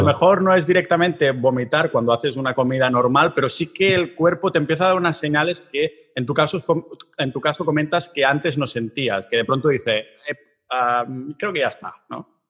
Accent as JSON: {"language": "Spanish", "region": "Catalonia", "country": "Spain", "said": "como somos catalanes"}